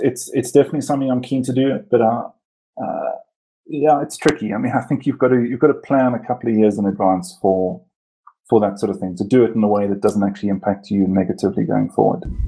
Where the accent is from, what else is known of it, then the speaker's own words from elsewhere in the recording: Port Elizabeth, Eastern Cape, South Africa; now in Johannesburg, South Africa; I was born in Cape Town and I grew up in PE.